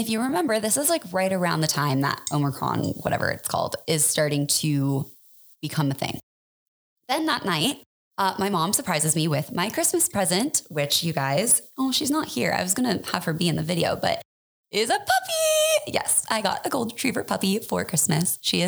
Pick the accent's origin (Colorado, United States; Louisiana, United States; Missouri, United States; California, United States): Colorado, United States; Superior; also born or lived in Boulder; I grew up in Boulder, but more specifically, I grew up in Superior. I went to high school there.